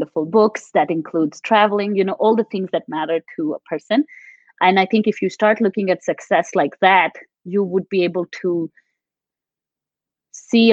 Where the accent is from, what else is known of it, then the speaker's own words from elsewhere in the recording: Delhi, India; also born or lived in Maharashtra, India; now in United States; I grew up a lot in Delhi